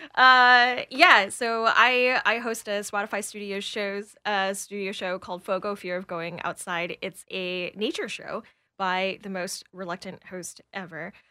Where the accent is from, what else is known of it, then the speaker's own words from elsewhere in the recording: Atlanta, Georgia, United States; I'm from Atlanta